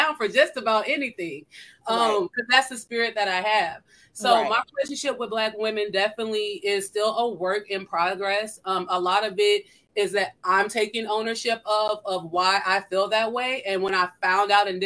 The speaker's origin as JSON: {"language": "English", "region": "Iowa", "country": "United States", "moved": "yes", "lives_now": "St. Louis, United States", "said": "I'm from Iowa, so I don't speak like everyone else"}